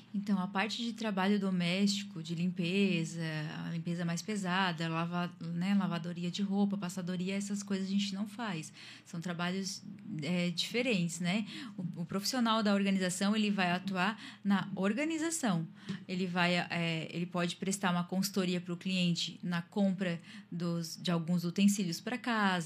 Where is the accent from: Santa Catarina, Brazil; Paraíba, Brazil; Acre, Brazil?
Santa Catarina, Brazil; Tubarão; also born or lived in Imbituba; moro em Tubarão, sou natural de Imbituba, mas moro em Tubarão já desde pequenininha. É a minha cidade